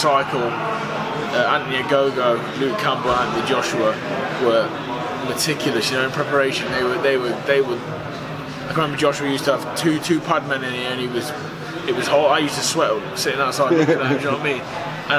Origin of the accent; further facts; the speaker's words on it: Burton upon Trent, West Midlands, United Kingdom; I'm from Burton-on-Trent. We make beer. I grew up drinking pints of beer.